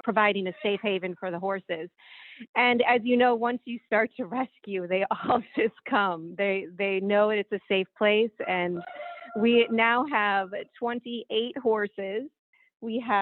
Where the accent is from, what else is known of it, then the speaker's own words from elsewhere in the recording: Walworth, Wisconsin, United States; moved away; also born or lived in Chicago; I'm from Walworth, Wisconsin, so I grew up on that lake.